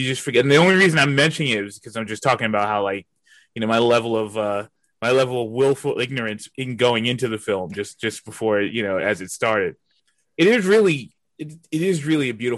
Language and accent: English; New York, United States; I'm from New York.